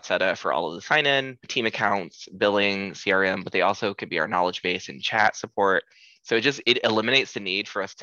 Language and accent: English; Columbus, Ohio, United States; moved away as an adult; now in San Francisco, United States; we moved here, me and my husband, you know, we're from Columbus, Ohio